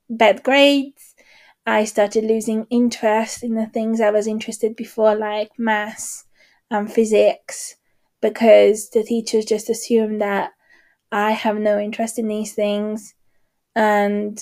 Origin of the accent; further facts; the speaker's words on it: Hungary; moved away; I grew up in Hungary